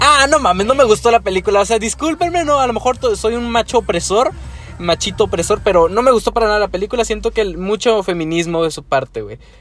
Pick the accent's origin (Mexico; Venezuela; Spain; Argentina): Mexico; Somos mexicanos